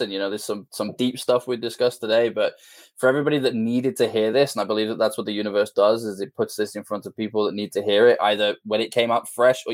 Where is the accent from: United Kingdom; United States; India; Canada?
United Kingdom; just outside Liverpool, North West England; Just outside Liverpool in the UK